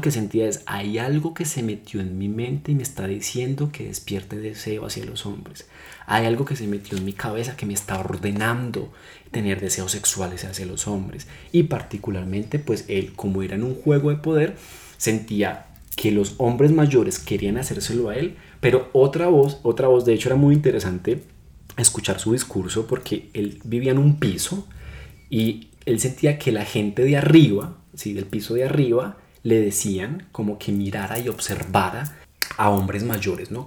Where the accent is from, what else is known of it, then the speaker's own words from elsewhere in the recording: Colombia; en nosotros como seres humanos, como colombianos